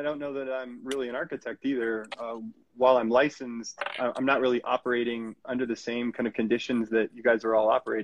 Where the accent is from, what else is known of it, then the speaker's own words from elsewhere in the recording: Colorado, United States; also born or lived in Okinawa, Japan; came to the U.S. at the age of 2, right to Colorado